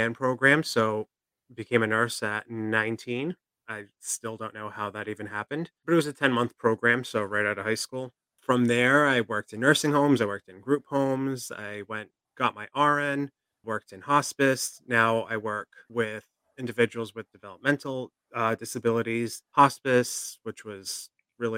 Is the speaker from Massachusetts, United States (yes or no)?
yes; Fall River, Massachusetts, United States; I'm from Fall River, which is south of Boston